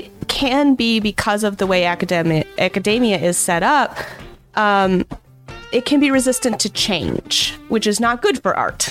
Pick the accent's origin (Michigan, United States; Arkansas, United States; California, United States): Michigan, United States; I grew up in Michigan